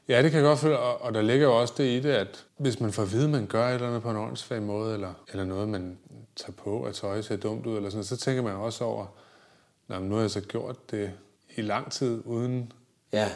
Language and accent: Danish; Viborg, Central Denmark Region, Denmark; moved away; jeg boede med i Viborg, hvor jeg voksede op